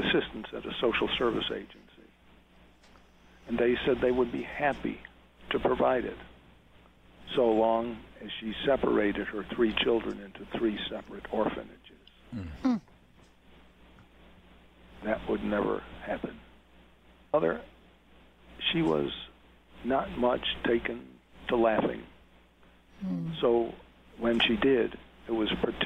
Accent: Buffalo, New York, United States; I was born and raised in Buffalo, New York, in a poor section of the city

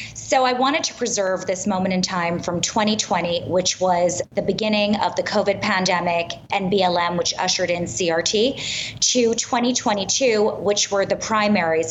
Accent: New York City, New York, United States; I'm born and raised in Manhattan

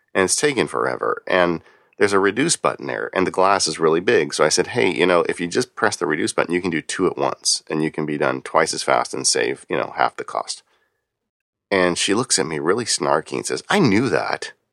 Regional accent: Southern California, United States; growing up in Southern California, everything here is, um, is wood frame stucco covered

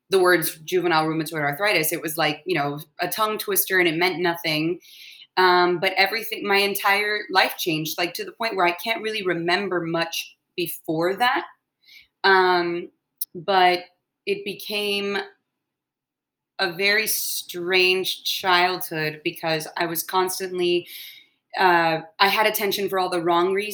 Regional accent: Atlanta, Georgia, United States; born there; I was born in Atlanta, Georgia, so my whole family we were over there um, for the Olympics.

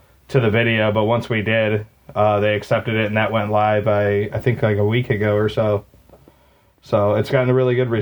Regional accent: Maumee, Ohio, United States; there's a old movie theater in my hometown of Maumee. It's like a suburb of Toledo.

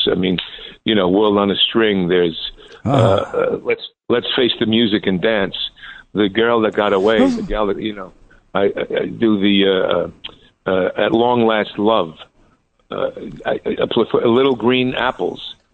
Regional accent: New York City, New York, United States; I was born in Astoria where Tony Bennett was born.

